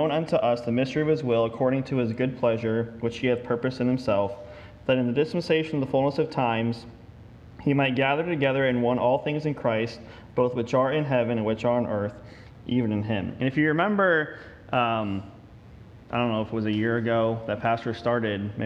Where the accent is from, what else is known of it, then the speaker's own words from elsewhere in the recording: the North, United States; now in Texas, United States; I am a Yankee